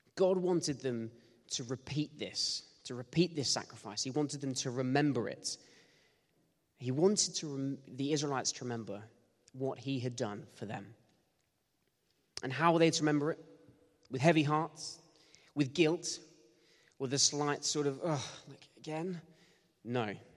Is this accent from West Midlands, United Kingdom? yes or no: no; Bournemouth, South West England, United Kingdom; I grew up in Bournemouth